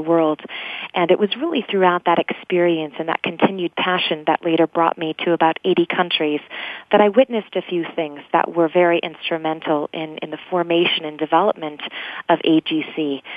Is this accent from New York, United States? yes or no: no; Grand Rapids, Michigan, United States; moved away as an adult; also born or lived in England; I grew up actually in the Midwest in Grand Rapids, Michigan